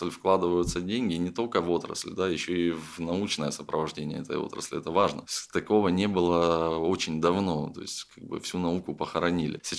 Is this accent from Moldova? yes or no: no; Crimea, Ukraine; Я говорю, я из Крыма. Говорит, здорово, у вас там институт Магарач есть. Я говорю, конечно, есть, у меня там еще дедушка работает.